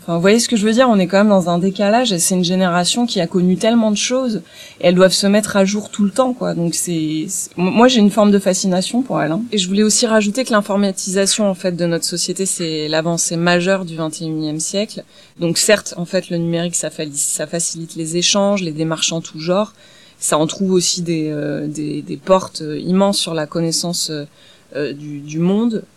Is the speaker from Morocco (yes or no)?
no; Bordeaux, Nouvelle-Aquitaine, France; now in Marseille, France; je suis originaire, euh, de Bordeaux. Euh, je vis désormais à Marseille